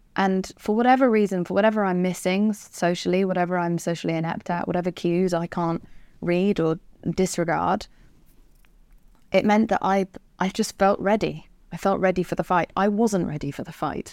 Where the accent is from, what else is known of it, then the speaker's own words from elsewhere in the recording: England, United Kingdom; I'm English